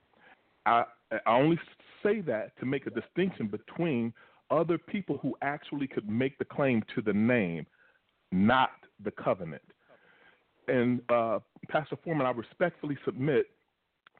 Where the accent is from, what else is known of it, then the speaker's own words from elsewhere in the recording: Lexington, Kentucky, United States; moved away; also born or lived in Euless, Texas / Los Angeles; I come from Lexington, Kentucky, that's where I was born